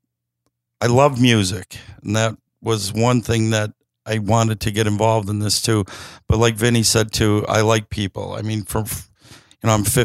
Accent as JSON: {"language": "English", "town": "Scranton", "region": "Pennsylvania", "country": "United States", "tie": "born or raised there", "said": "I'm from Scranton my whole entire life"}